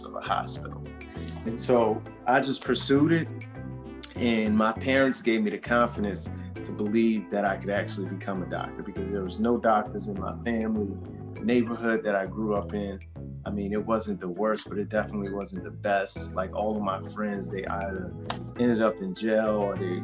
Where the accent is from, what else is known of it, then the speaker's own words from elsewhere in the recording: New Orleans, Louisiana, United States; now in Atlanta, United States; I am originally from New Orleans, Louisiana. Hey. I'm now here in Atlanta